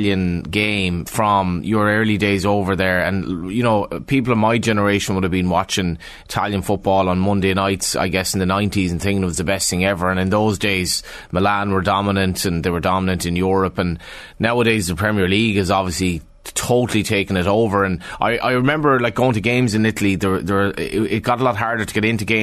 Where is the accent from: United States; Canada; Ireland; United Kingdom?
Ireland; west of Ireland; even in the west of Ireland when I was a kid